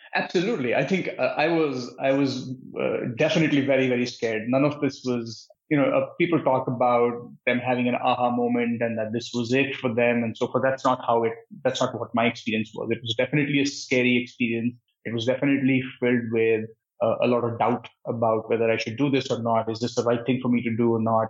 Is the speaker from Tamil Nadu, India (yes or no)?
no; New Delhi, Delhi, India; moved away as an adult; also born or lived in Patiala, India / Santa Cruz, California; now in United States; I was born and brought up in India, in New Delhi.